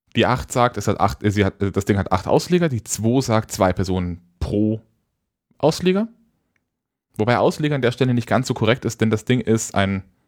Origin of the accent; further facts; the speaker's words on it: Nuremberg, Bavaria, Germany; in meiner Kindheit auch immer in Nürnberg